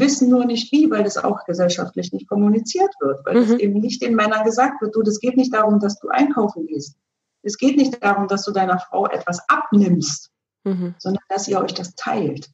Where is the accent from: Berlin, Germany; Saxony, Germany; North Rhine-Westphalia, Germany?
Berlin, Germany; ich bin ja selber in, in Ostberlin groß geworden